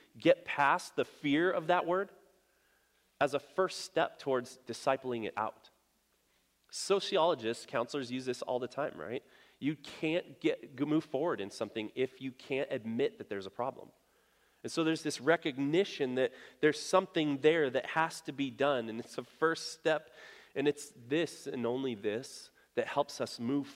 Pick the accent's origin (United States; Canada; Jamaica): United States; I was born in America. I was raised in America